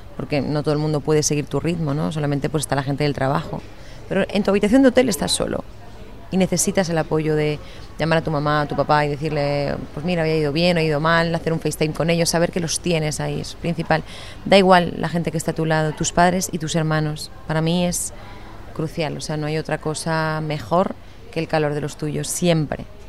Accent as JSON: {"language": "Spanish", "town": "Lleida", "region": "Catalonia", "country": "Spain", "tie": "born or raised there", "also_born_or_lived": "Miami", "said": "yo nací en Lleida"}